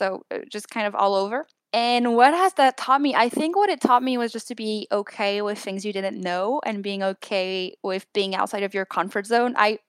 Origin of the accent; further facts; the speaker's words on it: France; now in New York, United States; I live in New York right now, but I'm originally from France.